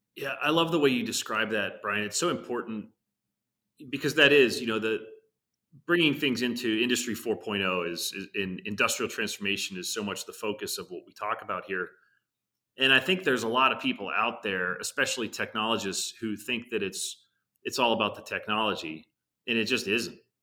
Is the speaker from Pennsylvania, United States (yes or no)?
yes; Pittsburgh, Pennsylvania, United States; Pittsburgh, which is, you know, just for some context, my hometown. I grew up, you know, ten miles from, from the, uh, you know, Irvin Works mill.